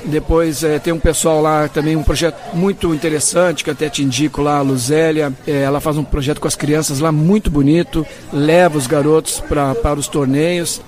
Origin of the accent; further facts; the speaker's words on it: Maringá, Paraná, Brazil; sou da cidade de Maringá, no Paraná